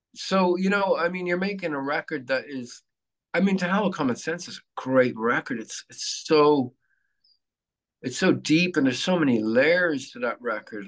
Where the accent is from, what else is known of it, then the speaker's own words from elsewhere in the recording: Dublin, Leinster, Ireland; moved away as an adult; now in Phoenix, United States; I'm Irish